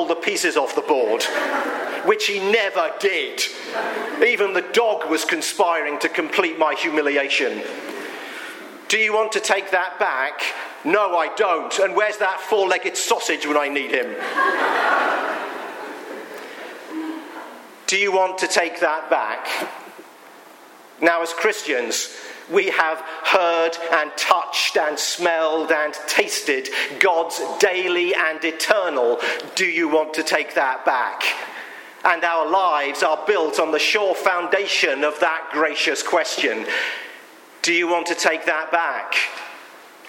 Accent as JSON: {"language": "English", "country": "United Kingdom", "said": "I'm British"}